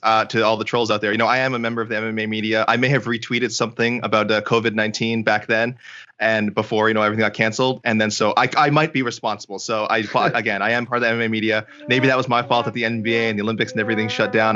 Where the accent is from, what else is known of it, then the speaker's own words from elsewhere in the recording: Canada; I'm Canadian